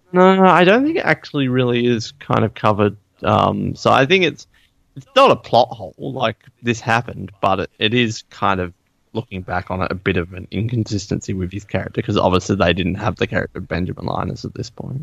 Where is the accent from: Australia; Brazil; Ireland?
Australia; I'm from Australia.